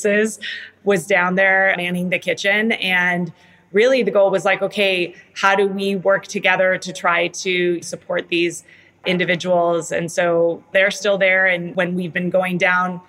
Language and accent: English; Tijuana, Baja California, Mexico; I'm from Tijuana originally.